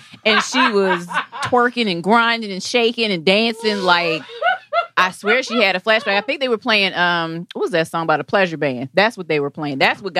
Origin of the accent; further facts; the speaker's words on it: Washington, District of Columbia, United States; I, as a person born and bred in the District of Columbia area